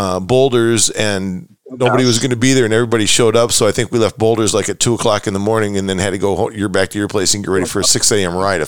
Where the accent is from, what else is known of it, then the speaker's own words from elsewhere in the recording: Midwest, United States; I'm from the Midwest